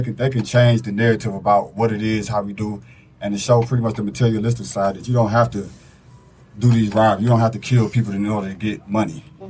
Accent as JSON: {"language": "English", "town": "Detroit", "region": "Michigan", "country": "United States", "tie": "born or raised there", "said": "So I came up in Detroit, in the streets of Detroit."}